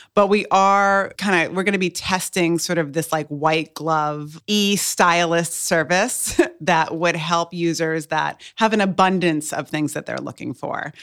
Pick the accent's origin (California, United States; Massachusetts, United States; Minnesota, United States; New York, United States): Massachusetts, United States; Cape Cod; also born or lived in Boston, Massachusetts; now in Hampton Roads, United States; I was born and raised on Cape Cod. Well, I was born in Boston, but raised in Cape Cod